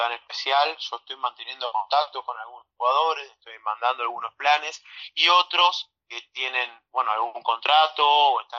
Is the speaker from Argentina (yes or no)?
yes; Bahía Blanca, Buenos Aires Province, Argentina; Mira, yo soy me considero una persona afortunada porque yo soy de Bahía Blanca, del, misma, del mismo lugar en donde este equipo, bueno, sigo funcionando